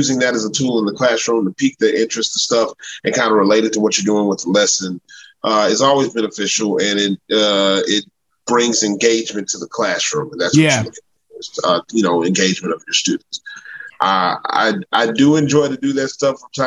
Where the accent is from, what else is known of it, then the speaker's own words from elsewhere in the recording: the South, United States; now in Louisiana, United States; I'm from the South. I live in Louisiana.